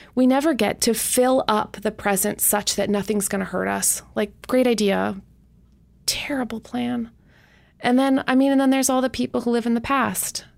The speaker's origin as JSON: {"language": "English", "country": "Canada", "moved": "yes", "said": "even as a Canadian"}